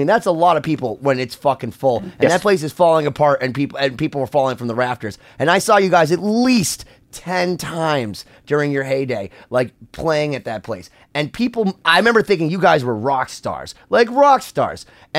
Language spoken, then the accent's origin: English; Worcester, Massachusetts, United States; I grew up in Worcester, Massachusetts